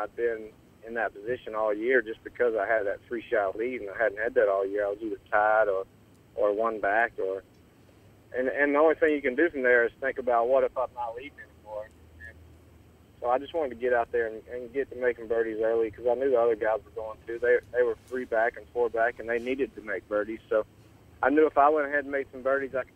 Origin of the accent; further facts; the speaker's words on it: Aiken, South Carolina, United States; also born or lived in Georgia; I'm from Aiken, South Carolina, which is right across from Augusta